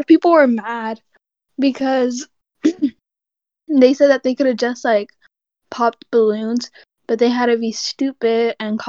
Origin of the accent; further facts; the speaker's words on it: United States; I am from America and I live in California.